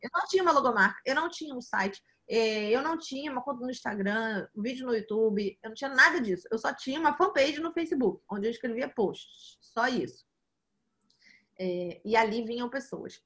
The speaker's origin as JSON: {"language": "Portuguese", "region": "Rio de Janeiro", "country": "Brazil", "tie": "born or raised there", "also_born_or_lived": "New York, United States / São Paulo, Brazil", "said": "Eu, eu, nasci aqui no Rio eh, de Janeiro, aqui no Brasil, e vivi a vida quase toda aqui"}